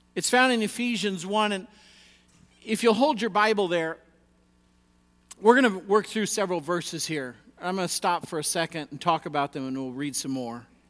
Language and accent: English; United States